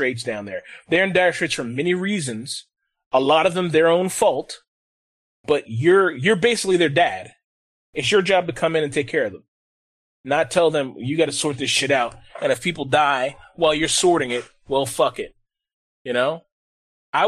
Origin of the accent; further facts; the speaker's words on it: United States; I love being American